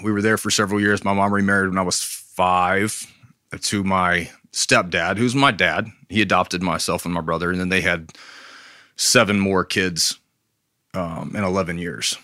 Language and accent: English; Brevard, North Carolina, United States; also born or lived in Charlotte, North Carolina; we lived in Charlotte till I was ten. We moved from Charlotte to Brevard.